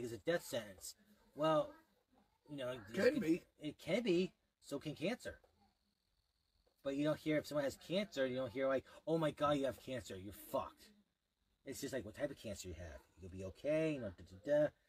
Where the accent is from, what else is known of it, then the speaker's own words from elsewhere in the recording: United States; I am American, I am a white, and I am a Muscat.